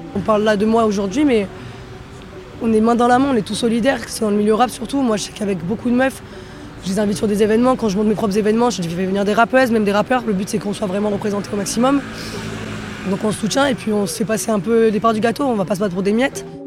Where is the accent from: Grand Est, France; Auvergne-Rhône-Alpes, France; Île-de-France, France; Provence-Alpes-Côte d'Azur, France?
Provence-Alpes-Côte d'Azur, France; Marseille; moved away; j'ai grandi à Marseille, après j'ai beaucoup bougé